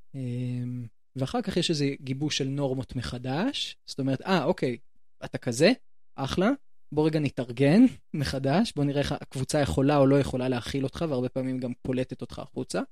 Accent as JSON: {"language": "Hebrew", "town": "Jerusalem", "region": "Jerusalem District", "country": "Israel", "said": "מבית הכרם"}